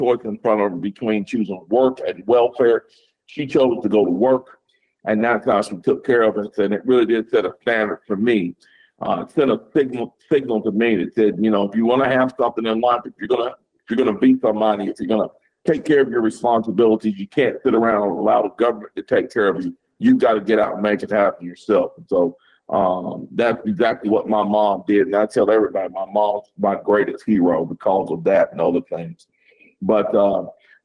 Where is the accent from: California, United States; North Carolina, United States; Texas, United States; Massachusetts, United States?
North Carolina, United States; Greensboro; I was born and raised in Greensboro, North Carolina. I'm a lifelong resident of the Greensboro area of North Carolina.